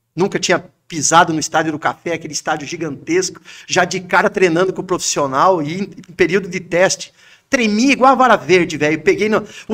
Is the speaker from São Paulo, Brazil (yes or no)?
no; Pato Branco, Paraná, Brazil; Sou nascido em Pato Branco